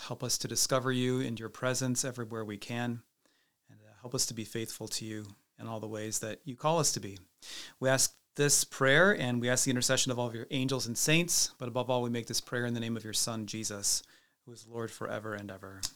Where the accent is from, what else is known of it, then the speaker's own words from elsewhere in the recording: Cedar Rapids, Iowa, United States; I came from Cedar Rapids, so it's, it's kind of amazing to be back here in my hometown